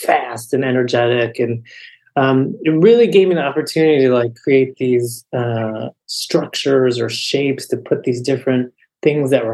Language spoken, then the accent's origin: English; United States; growing up in America in the second half of the 20th century